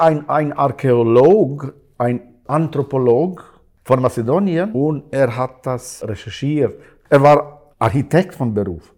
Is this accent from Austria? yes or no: no; Kosovo; German is a second language; now in Switzerland; ich bin in Kosovo äh, geboren